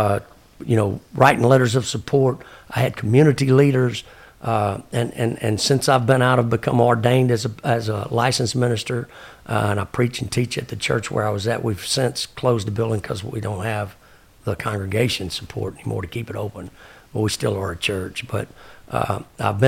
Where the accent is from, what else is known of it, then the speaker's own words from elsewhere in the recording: Texas, United States; I'm a Texan.